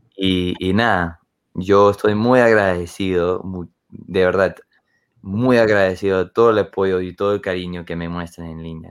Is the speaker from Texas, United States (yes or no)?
no; Utah, United States; Spanish is a second language; Ahorita estoy en mi tierra, estoy en, en Utah.